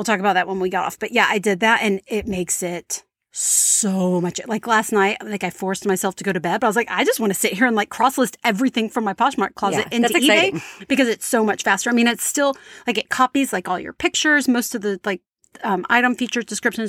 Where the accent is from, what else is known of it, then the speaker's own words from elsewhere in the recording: Louisiana, United States; They're from Texas. I'm from Louisiana.